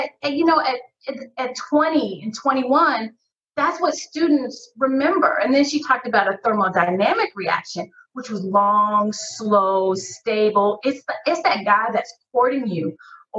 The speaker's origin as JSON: {"language": "English", "town": "Decatur", "region": "Georgia", "country": "United States", "tie": "born or raised there", "said": "I grew up in Decatur, Georgia, as we finally call it, the DEC"}